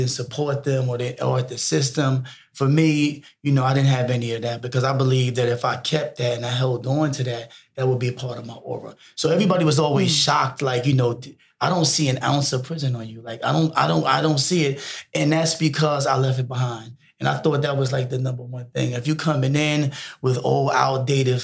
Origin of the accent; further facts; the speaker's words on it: New York City, New York, United States; now in Atlanta, United States; right now I'm from New York City, right? Yeah. I'm from the Bronx